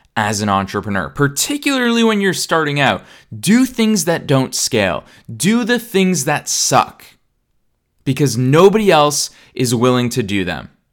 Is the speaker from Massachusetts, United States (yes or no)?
yes; Boston, Massachusetts, United States; now in Los Angeles, United States; I'm in Boston, Massachusetts, which is my hometown